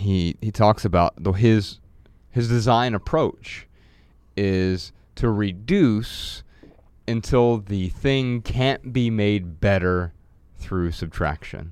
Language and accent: English; Dayton, Ohio, United States; moved away; When I traveled back to Dayton, Ohio last month on a quick break from tour, I felt revived by waves of nostalgia as I maneuvered through my hometown